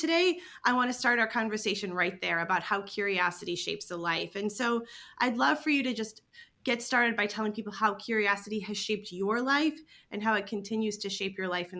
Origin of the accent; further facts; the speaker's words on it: Illinois, United States; He's a native of Illinois, which is my home state